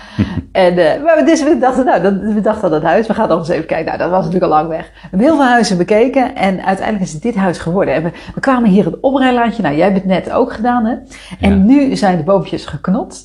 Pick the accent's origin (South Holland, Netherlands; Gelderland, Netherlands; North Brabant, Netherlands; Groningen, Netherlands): South Holland, Netherlands; Rotterdam; moved away; also born or lived in Amersfoort; Kom ik uit Rotterdam